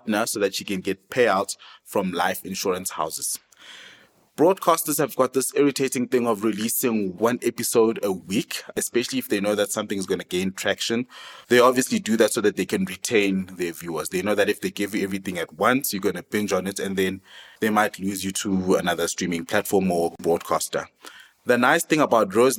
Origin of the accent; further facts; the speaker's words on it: South Africa; We are proudly South African